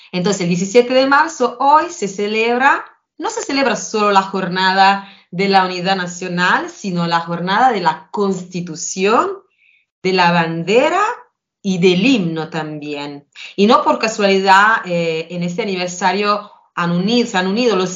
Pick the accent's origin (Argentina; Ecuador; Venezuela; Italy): Italy; Spanish is a second language; Entre nosotros italianos, porque si lo piensan, antes Italia era un conjunto con muchos países diferentes, cada uno con su idioma, por supuesto parecidos, pero diferentes.